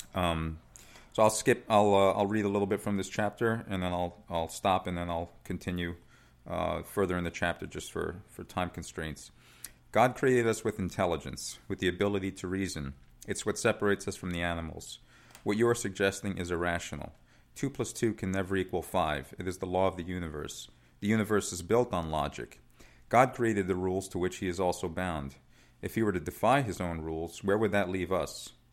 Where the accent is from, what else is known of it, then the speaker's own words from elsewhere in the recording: New York City, New York, United States; also born or lived in Italy; so I was born in Italy, um, but I moved to New York. My dad's ori-, originally from New York, and we moved, uh, back in, uh, nineteen eighty-four when I was six years old, and we settled in Staten Island